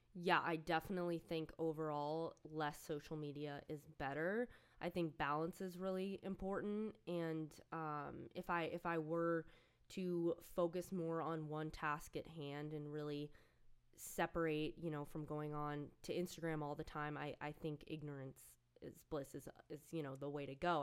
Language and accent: English; outside of New York City, United States; I grew up outside of New York City